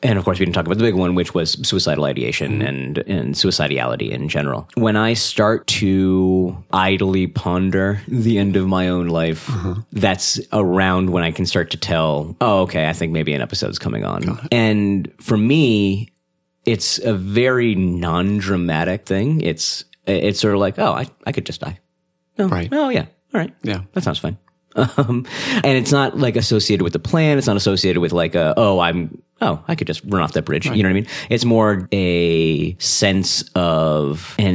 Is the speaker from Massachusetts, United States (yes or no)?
yes; Massachusetts, United States; moved away as an adult; also born or lived in New Orleans; now in Seattle, United States; I grew up in Massachusetts, college in New Orleans